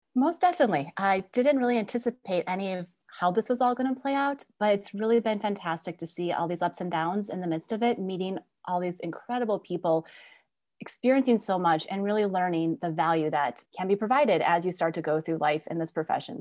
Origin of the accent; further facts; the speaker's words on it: Wisconsin, United States; my background, obviously growing up in Wisconsin, was really a great experience